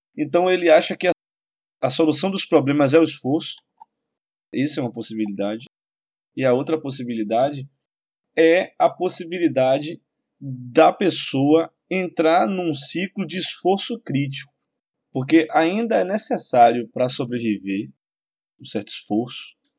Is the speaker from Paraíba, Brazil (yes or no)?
no; Salvador, Bahia, Brazil; Eu vim da periferia de Salvador, vim da população pobre, tive amigos na infância que morreram.